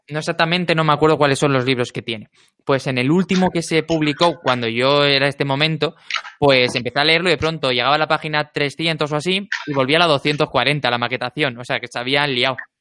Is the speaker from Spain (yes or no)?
yes; Alicante, Valencian Community, Spain; also born or lived in Murcia; now in Madrid, Spain; yo como crecí en Alicante